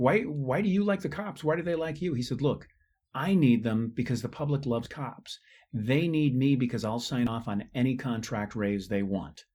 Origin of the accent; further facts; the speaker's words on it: California, United States; I was raised, born and raised in California, seventh generation Californian